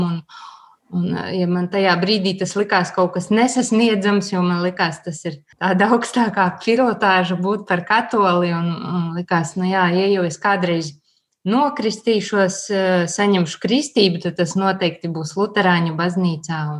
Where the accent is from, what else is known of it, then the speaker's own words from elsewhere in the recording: Latvia; born there; Esmu Latvijai, esmu dzimusi Latvijā, esmu arī kopienā konsekrēta māsa un arī es esmu katoliete.